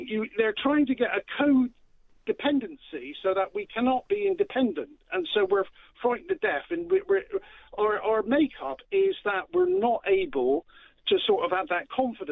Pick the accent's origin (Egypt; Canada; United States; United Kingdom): United Kingdom; Bristol, South West England; I'm from Bristol